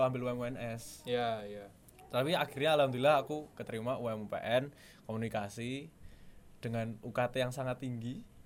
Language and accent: Indonesian; Balikpapan, East Kalimantan, Indonesia; moved away as an adult; now in Yogyakarta, Indonesia; kan aku dari Balikpapan deh ya soalnya. Hmm maksudnya kayak aku kan dulu tujuh tahun di Jogja terus habis itu uh, pindah ke Balikpapan habis gempa terus 10 tahun di sana sampai lulus SMA